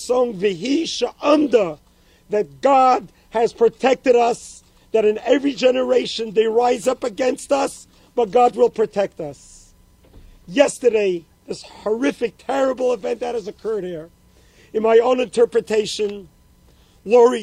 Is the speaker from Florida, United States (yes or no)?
no; New York City, New York, United States; moved away as an adult; now in Poway, United States; I grew up in Brooklyn, New York.